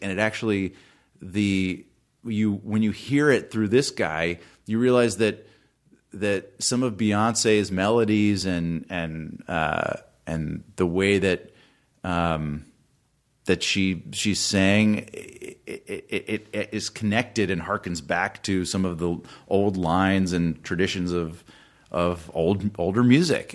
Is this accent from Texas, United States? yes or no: no; Atlanta, Georgia, United States; I grew up in Atlanta